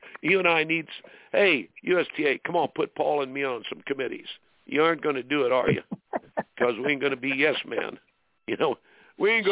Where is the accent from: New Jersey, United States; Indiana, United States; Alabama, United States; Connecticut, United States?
Indiana, United States; I grew up in Indiana